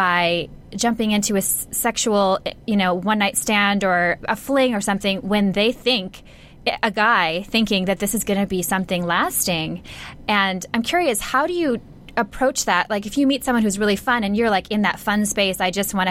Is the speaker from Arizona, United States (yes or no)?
no; Minnesota, United States; now in Los Angeles, United States; I grew up in Minnesota, which is a very Midwestern family values type place